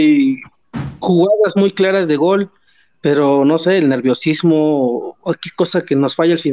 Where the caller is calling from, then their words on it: Texcoco, State of Mexico, Mexico; Desde aquí de, Texcoco, Estado de México.